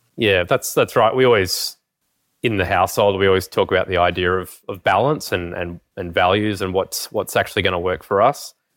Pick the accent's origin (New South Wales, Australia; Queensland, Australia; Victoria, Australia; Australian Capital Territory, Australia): Australian Capital Territory, Australia; Canberra; also born or lived in Brisbane; I grew up in Canberra